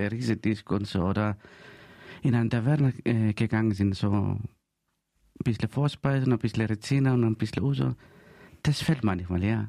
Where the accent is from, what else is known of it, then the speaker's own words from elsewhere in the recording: Greece; German is a second language; now in Freiburg, Germany; ich bin Grieche und ich bleibe Grieche